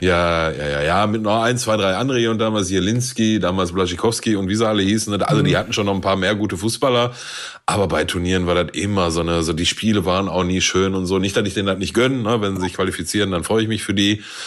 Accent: Germany; wir als Deutsche

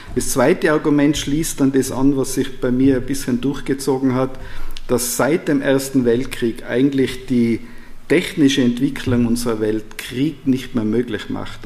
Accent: Austria; Als Österreicher

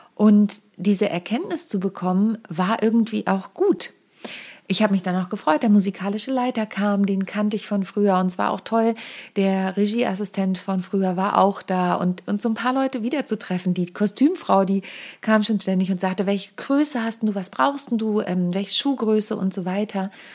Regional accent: Lüneburg Heath, Lower Saxony, Germany; moved away; ich bin ja auf dem Dorf groß geworden, in der Lüneburger Südheide

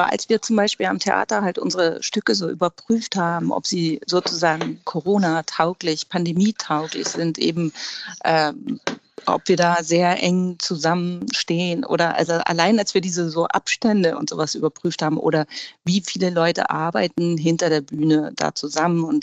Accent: Hamburg, Germany; dass Hamburg für mich grundsätzlich die wichtigste Stadt überhaupt ist und meine Heimat

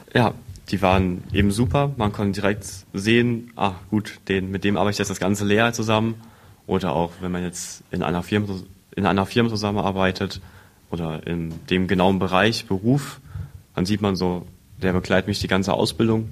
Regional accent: Blieskastel, Saarland, Germany; ich bin frische 17, komme aus Bieskastel

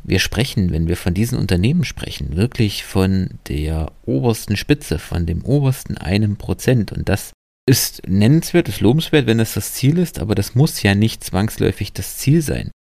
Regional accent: Germany; bei uns in Deutschland

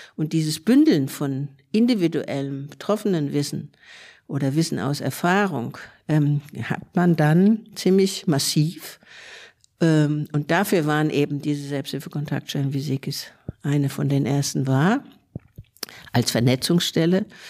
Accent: Frankfurt, Hesse, Germany; moved away as an adult; now in Berlin, Germany; ursprünglich aus Frankfurt, ich bin geborene Frankfurterin und bin in Anfang der 80er nach Berlin übergesiedelt.

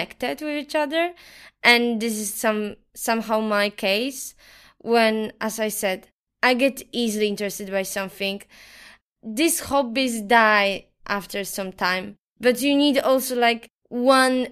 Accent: Poland; moved away as an adult; now in Valencia, Spain; I'm from Poland. Currently, I live here in Valencia with you at this apartment

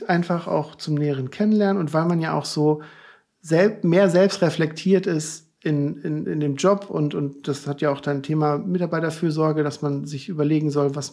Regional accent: Cologne, North Rhine-Westphalia, Germany; Ich komme aus Köln, 20 Minuten von Brühl entfernt

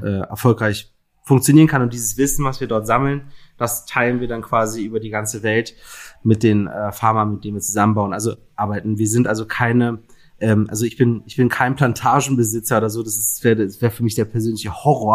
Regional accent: Berlin, Germany; also born or lived in Mainz / Lüneburg; ich bin ja Berliner, in Berlin geboren und äh, bis auf einen kleinen Zwischenstopp in Mainz

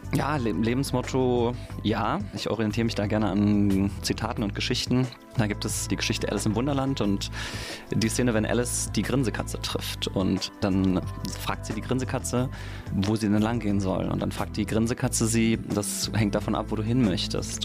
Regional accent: Mainz, Rhineland-Palatinate, Germany; ich bin in Münchfeld geboren, wohne mittlerweile in Gonsenheim und bin hier um die Ecke sogar zur Schule gegangen, aufs Theresianum

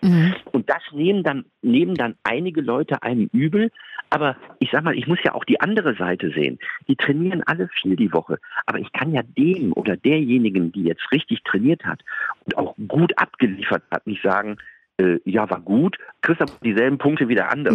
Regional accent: Duisburg, North Rhine-Westphalia, Germany; now in Frankfurt, Germany; Ich bin hier aus dem Rheinland, ich bin aus Duisburg

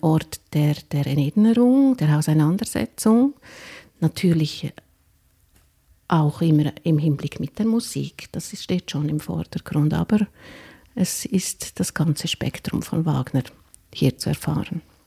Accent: Lucerne, Switzerland; Ich bin in Luzern geboren und habe jetzt das große Glück, eigentlich am schönsten Platz in Luzern arbeiten zu dürfen.

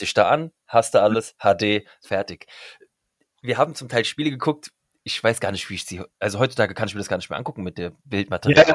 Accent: Frankfurt am Main, Hesse, Germany; ich bin ja Frankfurter Bub wirklich durch und durch.

